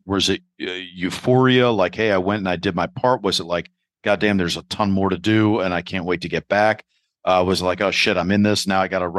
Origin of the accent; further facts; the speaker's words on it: New York, United States; we New Yorkers